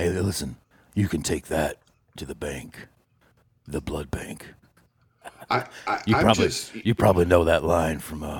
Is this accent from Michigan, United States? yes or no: yes; Detroit, Michigan, United States; born there; I was born in Detroit